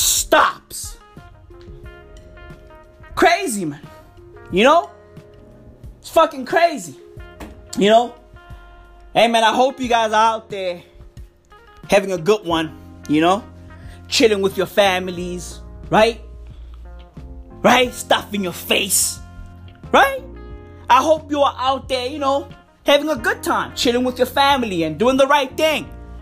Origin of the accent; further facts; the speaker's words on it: South Africa; I'm South African, right? I live in Johannesburg, the East Rand